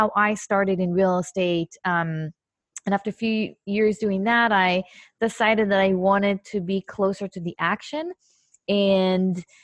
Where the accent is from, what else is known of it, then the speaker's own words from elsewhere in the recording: Israel; moved away; I'm originally from Israel